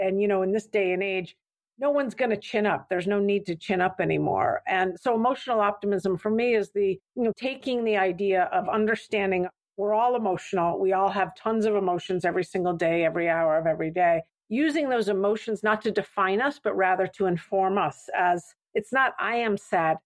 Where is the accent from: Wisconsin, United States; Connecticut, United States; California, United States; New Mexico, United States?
New Mexico, United States; Santa Fe; moved away; also born or lived in San Francisco; I grew up in Santa Fe, New Mexico